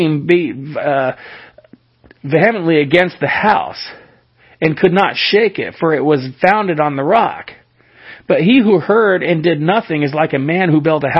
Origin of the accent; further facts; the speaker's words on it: California, United States; moved away; I was born in the state of California, which makes me a Californian. And even though I live somewhere else, I live in a different state, that doesn't change anything